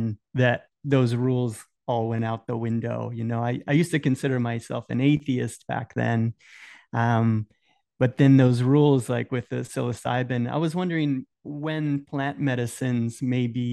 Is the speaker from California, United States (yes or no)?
no; Tampa, Florida, United States; I'm here from Tampa.